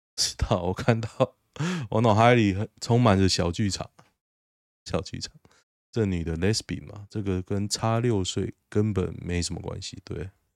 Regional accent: Taiwan; moved away; 我台湾人

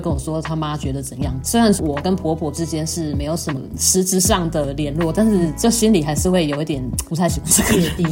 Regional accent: southern Taiwan, Taiwan; moved away; 我是南部人

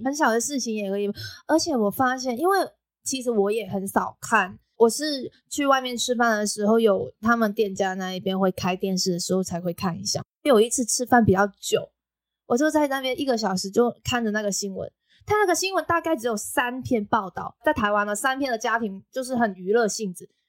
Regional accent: Macau; now in Taiwan; 我是来自澳门的

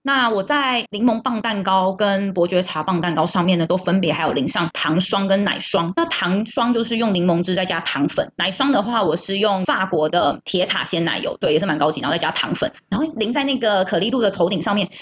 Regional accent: Taiwan; 圣诞节就是我们台湾人的节日

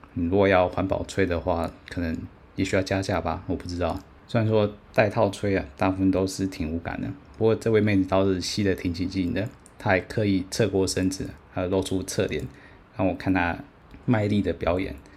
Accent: Taiwan; 当我说台湾的时候呢，他还是。一知半解，不知道台湾在哪里。我只好说呢，反正是非常靠近 China 的地方。

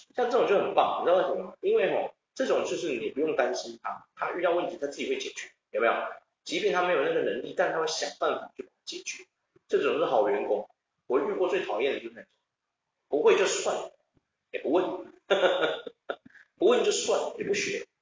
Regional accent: Taiwan; 我发现我们台湾人英文不怎么样，可是日文却下下降

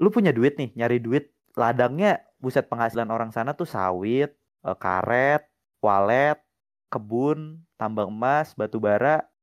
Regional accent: Pontianak, West Kalimantan, Indonesia; Tiap gue sebut Eh tiap orang Di kampung gue Di Pontianak bahkan Mau masuk pariwisata UPW usaha perjalanan wisata atau perhotelan nggak ada yang tahu NHI

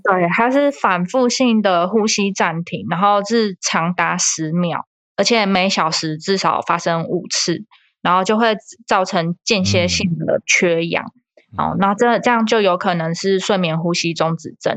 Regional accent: Taiwan; 我们台湾人

